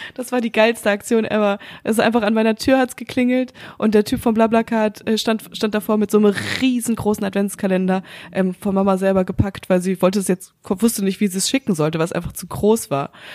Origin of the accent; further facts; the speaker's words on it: North Rhine-Westphalia, Germany; bei uns in Nordrhein-Westfalen